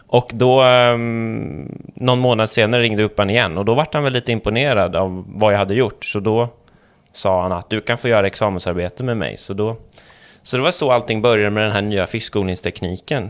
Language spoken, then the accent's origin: Swedish; Småland, Sweden; jag är smålänning